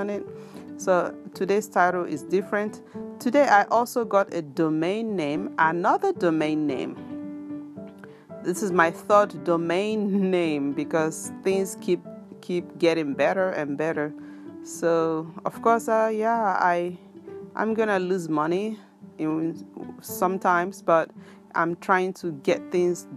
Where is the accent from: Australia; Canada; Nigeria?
Nigeria; Biafra land, South East Nigeria; now in Japan; where I come from Biafra land